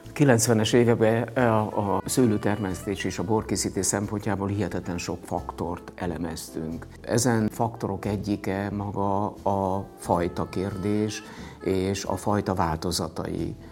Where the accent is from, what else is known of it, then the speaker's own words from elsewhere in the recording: Monok, Borsod-Abaúj-Zemplén, Hungary; also born or lived in Miskolc / Budapest; az a hely, ahol születtem, visszajöttem